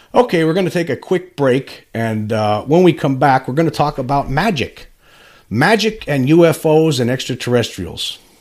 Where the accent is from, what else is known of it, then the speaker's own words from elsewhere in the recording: Pennsylvania, United States; I'm from Pennsylvania